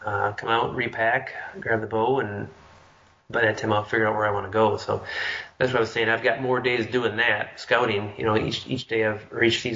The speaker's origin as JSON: {"language": "English", "region": "Midwest", "country": "United States", "tie": "born or raised there", "said": "being born, growing up in the Midwest"}